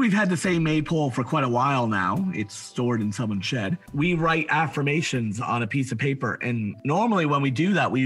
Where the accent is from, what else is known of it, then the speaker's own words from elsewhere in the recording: PEI, Prince Edward Island, Canada; we did that in PEI too